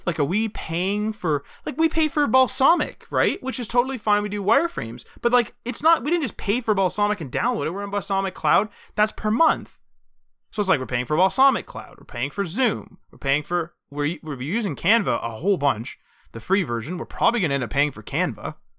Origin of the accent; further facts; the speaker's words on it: Canada; We're Canadian